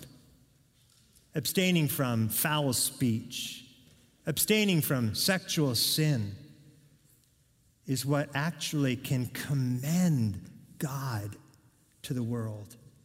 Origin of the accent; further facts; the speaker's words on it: Oregon, United States; I'm from Oregon